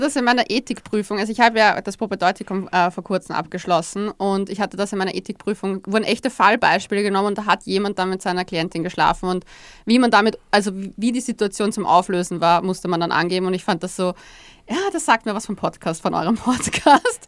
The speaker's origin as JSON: {"language": "German", "country": "Austria", "said": "bei uns in Österreich"}